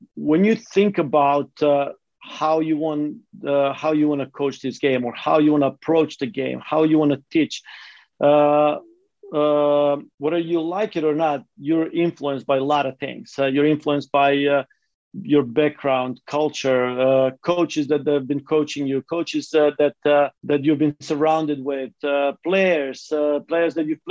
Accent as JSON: {"language": "English", "country": "North Macedonia", "tie": "born or raised there", "moved": "yes", "lives_now": "United States", "said": "growing up in Macedonia or ex-Yugoslavia"}